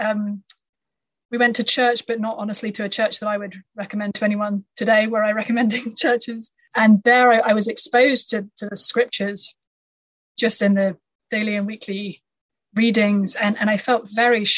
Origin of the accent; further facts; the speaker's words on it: United Kingdom; moved away as an adult; now in United States; I come from the UK. I lived there all through my childhood